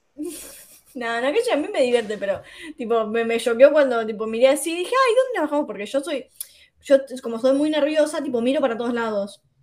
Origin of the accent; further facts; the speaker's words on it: Wilde, Buenos Aires Province, Argentina; yo soy acá de Wilde